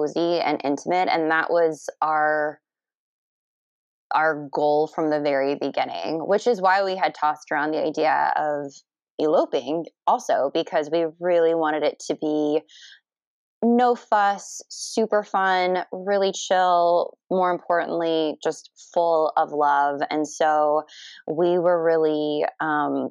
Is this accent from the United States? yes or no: yes; Kissimmee, Florida, United States; moved away as an adult; also born or lived in Philadelphia; now in San Diego, United States; I'm from the area originally. I grew up in Kissimmee, where Disney is